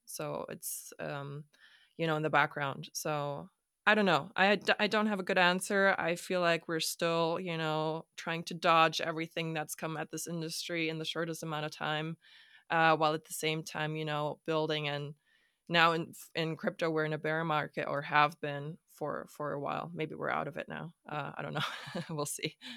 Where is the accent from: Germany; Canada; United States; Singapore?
Germany; Hamburg; also born or lived in Stockholm; I am from Hamburg, Germany